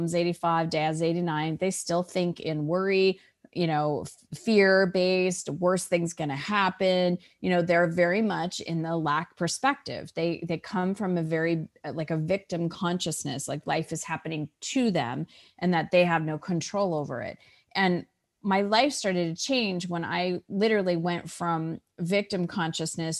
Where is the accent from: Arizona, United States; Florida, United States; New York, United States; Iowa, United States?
Arizona, United States; Scottsdale; I was born and raised in Scottsdale, Arizona